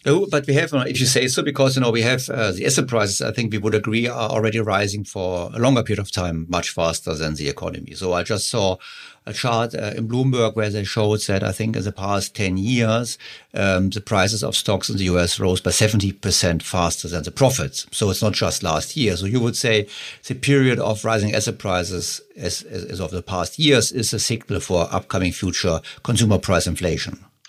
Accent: Germany; So I'm from Germany

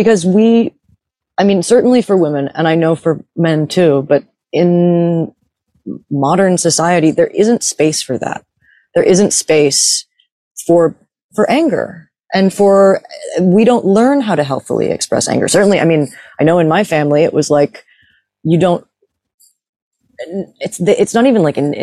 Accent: New York, United States; moved away; I grew up partially in New York

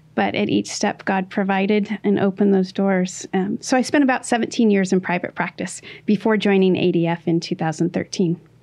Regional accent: Washington, United States; my home state of Washington

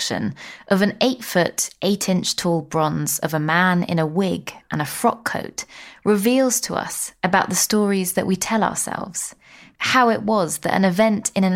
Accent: London, United Kingdom; I'm from London, not Bristol

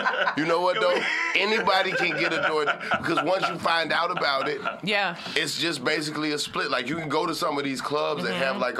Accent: Atlanta, Georgia, United States; now in New York, United States; I'm from Atlanta.

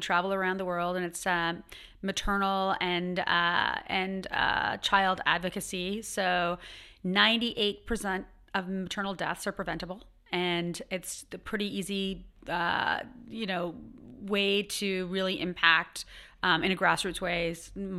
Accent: Ottawa, Ontario, Canada; I'm from Ottawa

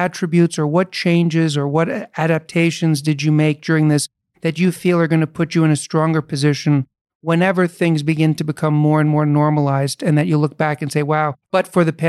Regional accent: New York City, New York, United States; I was born and raised in New York City.

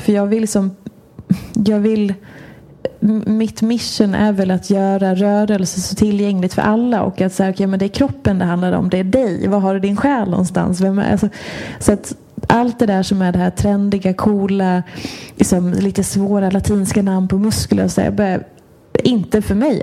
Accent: Hedemora, Dalarna County, Sweden; moved away as an adult; also born or lived in Washington, D.C., United States; now in Stockholm, Sweden; född och uppvuxen i Dalarna, har bott i Stockholm sedan, eh, tvåtusen nio.

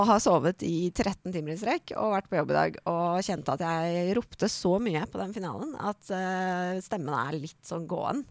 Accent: Holmestrand, Vestfold, Norway; Norwegian is a second language; also born or lived in Iran / Mjøndalen; jeg kom til Norge fra Iran eh, da jeg var 10-11 år. Ja. Og da flytta jeg til et lite sted som heter Holmestrand

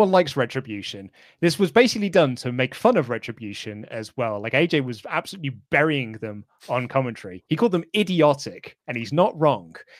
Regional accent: United Kingdom; as British fans

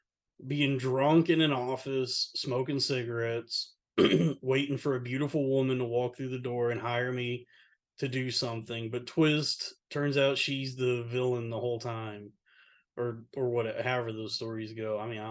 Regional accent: the South, United States; Like growing up in the South, it was like that was all you ever drank was either sweet tea or Coca-Cola before they found out it was bad for you.

